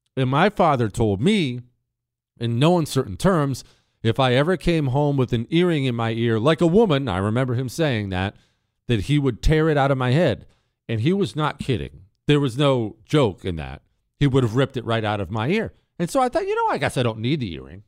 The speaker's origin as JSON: {"language": "English", "country": "United States", "said": "as an American"}